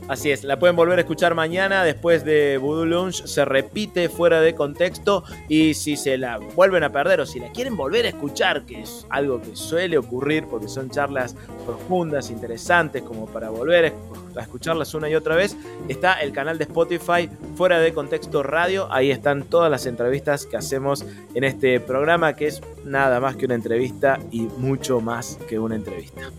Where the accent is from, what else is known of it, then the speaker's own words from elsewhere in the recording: Córdoba, Argentina; como cordobés